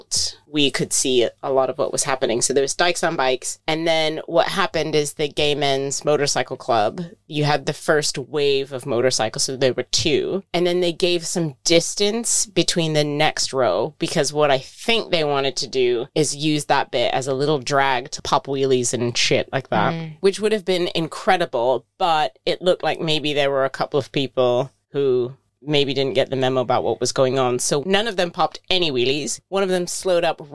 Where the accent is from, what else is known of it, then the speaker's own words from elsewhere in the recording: United States; I'm American